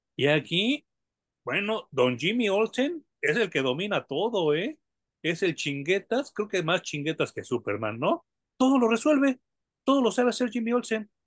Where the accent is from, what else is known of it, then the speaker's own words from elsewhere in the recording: Mexico; como mexicanos